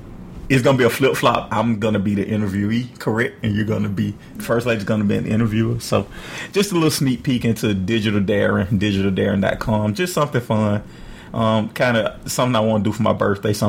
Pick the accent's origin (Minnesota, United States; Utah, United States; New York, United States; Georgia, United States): Georgia, United States; Atlanta; I am born and raised in Atlanta.